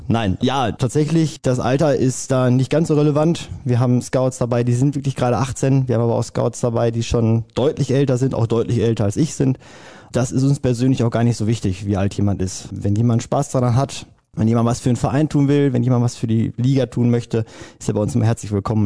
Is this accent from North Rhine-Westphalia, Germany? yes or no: yes; Hamm, North Rhine-Westphalia, Germany; mein Heimatverein ist der ASV Westfalen. Ich komme aus Hamm.